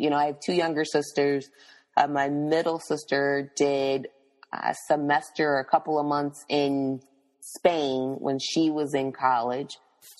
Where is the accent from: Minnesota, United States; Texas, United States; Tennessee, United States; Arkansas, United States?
Tennessee, United States; also born or lived in Florida / Pennsylvania / New Jersey; now in South Florida, United States; But, you know, I'm from Tennessee, went to school in Florida, lived in Pennsylvania and New Jersey before moving to South Florida, because Tallahassee and South Florida are two different places in the world.